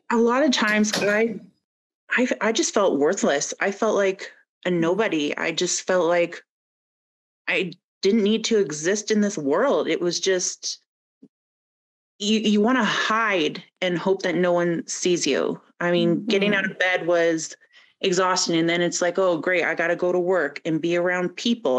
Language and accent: English; Kingsville, Ontario, Canada; moved away as an adult; now in Calgary, Canada; I'm from uh, southwestern Ontario, little Kingsville, Leamington area, oh, and yeah, yeah. I moved to Calgary. I think, I think it's been 11 years now.